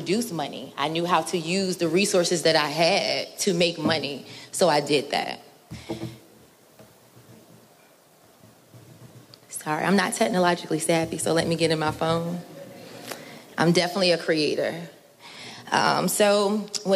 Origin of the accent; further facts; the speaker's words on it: Norfolk, Virginia, United States; I'm originally from Norfolk. I went to Norview High School.